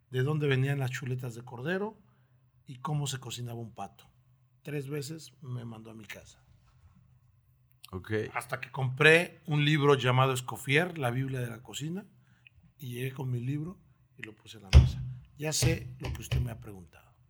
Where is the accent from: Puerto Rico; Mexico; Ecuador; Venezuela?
Mexico; Oaxaca; now in Torreón, Mexico; gusta ir a Oaxaca, tiene desde que llegué a Torreón no he ido, pero me gusta mucho Oaxaca